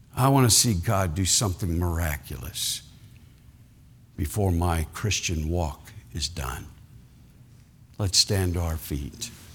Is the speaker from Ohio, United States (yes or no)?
yes; Ohio, United States; I was born in Ohio